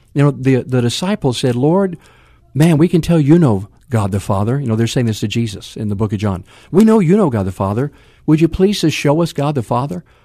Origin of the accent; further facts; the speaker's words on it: West Coast, United States; now in San Antonio, United States; born on the East Coast, raised on the West Coast